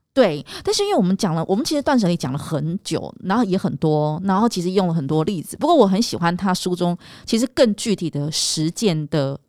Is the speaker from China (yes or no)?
no; Taiwan; 我们台湾人